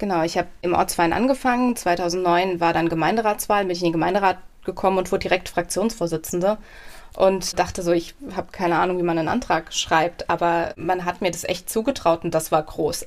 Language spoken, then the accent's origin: German; Mommenheim, Rhineland-Palatinate, Germany; also born or lived in Mainz; now in Nieder-Olm, Germany; ich bin aufgewachsen in Mommenheim